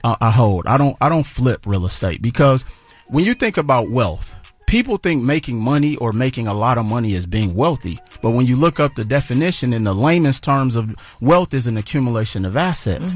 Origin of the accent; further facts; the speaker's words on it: Milwaukee, Wisconsin, United States; I'm originally from Milwaukee, Wisconsin